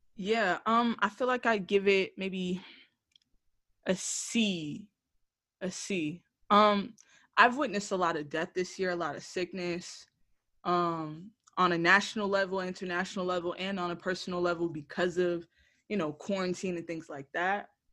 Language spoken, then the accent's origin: English; Broward County, Florida, United States; coming back to you from the base of my hometown, Broward County, Florida.